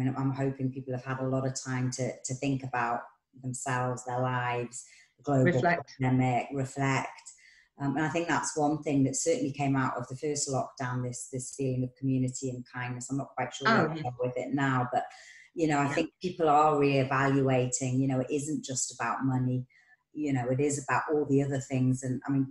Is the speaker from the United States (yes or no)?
no; Newcastle upon Tyne, North East England, United Kingdom; moved away; my folks are up in Newcastle. I'm from Newcastle